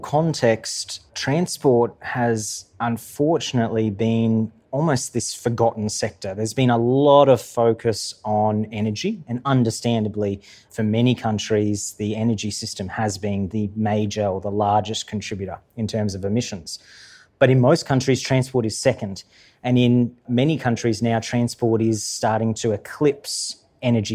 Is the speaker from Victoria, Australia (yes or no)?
no; Queensland, Australia; I'm from Queensland